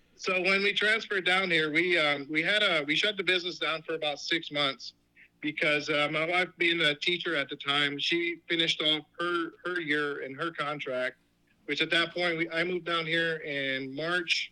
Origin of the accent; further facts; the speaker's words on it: New York, United States; I grew up in New York